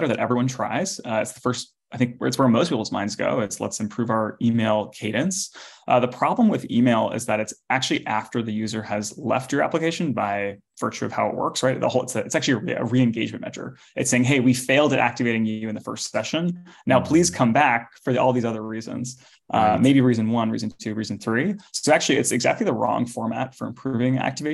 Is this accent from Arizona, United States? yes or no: no; Los Altos, California, United States; I grew up in Los Altos, which is in the Bay Area